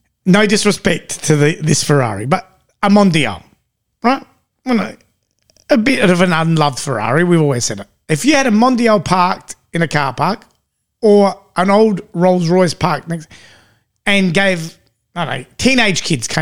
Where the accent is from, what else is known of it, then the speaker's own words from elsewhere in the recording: England, United Kingdom; And I said, Michael, we're English.